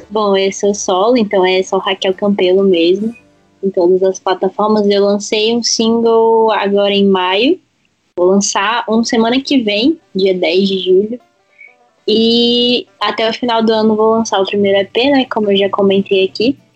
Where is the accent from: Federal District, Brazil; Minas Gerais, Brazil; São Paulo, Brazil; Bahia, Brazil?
Federal District, Brazil; Brasília; eu sou de Brasília, né? É, aqui em Brasília tá muito escasso meninas que cantam também.